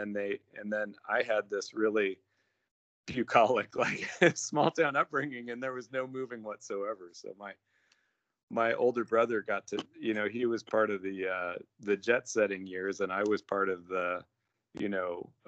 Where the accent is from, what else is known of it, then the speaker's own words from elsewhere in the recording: Iran; born there; I was born in Iran while mom and dad were over doing mom was teaching in the American school there, and dad was doing his work, and they're real adventurers.